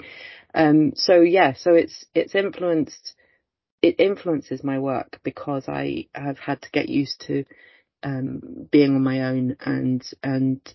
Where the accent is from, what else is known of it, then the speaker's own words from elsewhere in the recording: Oxford, South East England, United Kingdom; moved away as an adult; now in Stirling, United Kingdom; I originally come from Oxford and was born and brought up in Oxford, but my family is Welsh and Irish